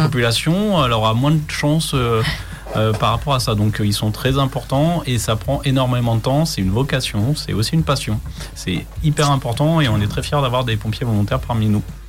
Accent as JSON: {"language": "French", "town": "Chartres", "region": "Centre-Val de Loire", "country": "France", "moved": "as an adult", "lives_now": "Le Perray-en-Yvelines, France", "said": "je ne suis pas originaire d'ici. Je suis de Chartres, en Eure-et-Loire"}